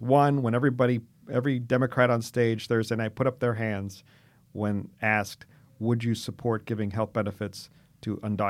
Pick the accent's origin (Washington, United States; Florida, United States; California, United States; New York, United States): California, United States; Kamala Harris that we grew up with here in California?